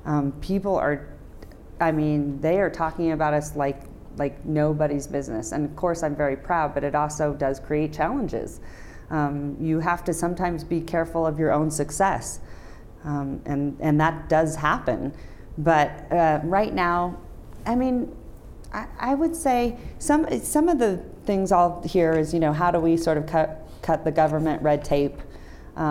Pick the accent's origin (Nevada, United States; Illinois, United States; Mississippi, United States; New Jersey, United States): Nevada, United States; Reno; when I say, I'm from Reno, and they say, how cool, you get to go to Vegas every weekend.